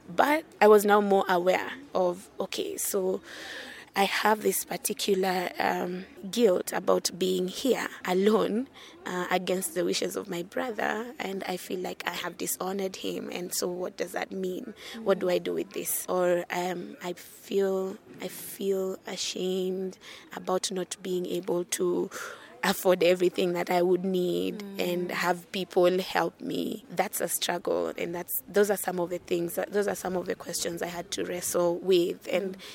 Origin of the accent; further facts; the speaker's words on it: Kisumu, Kisumu County, Kenya; also born or lived in Nairobi; now in Kiambu, Kenya; I am from Kenya. I grew up in Kisumu, which is the lakeside city of Kenya, but I currently live